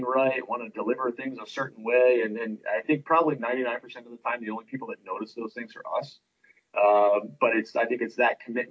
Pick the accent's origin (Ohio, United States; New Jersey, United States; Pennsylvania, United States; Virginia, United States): New Jersey, United States; Trenton; moved away; I'm from Trenton, New Jersey